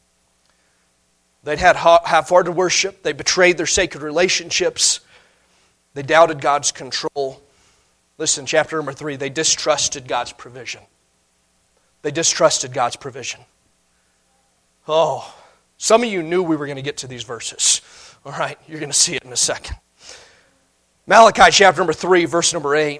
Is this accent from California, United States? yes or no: no; Indiana, United States; now in Montana, United States; When I grew up in Indiana